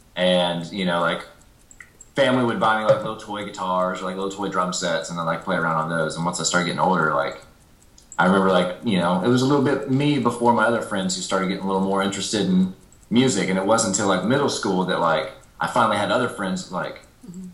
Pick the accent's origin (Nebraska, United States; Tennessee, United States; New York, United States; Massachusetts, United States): Tennessee, United States; Nashville; growing up in Nashville